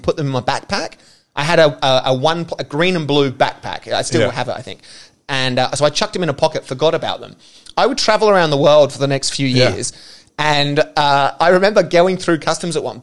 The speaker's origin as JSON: {"language": "English", "country": "Australia", "said": "I'm Australian."}